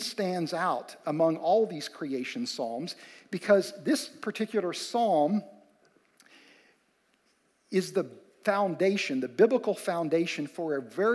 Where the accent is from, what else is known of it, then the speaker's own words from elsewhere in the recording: West Virginia, United States; Amy and I grew up in West Virginia